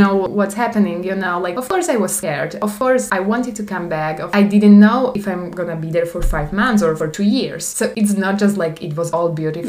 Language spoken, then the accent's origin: English; Slovakia; English is a second language; moved away as an adult; also born or lived in Prague, Czech Republic / Taiwan; from Slovakia, but I lived in Czechia.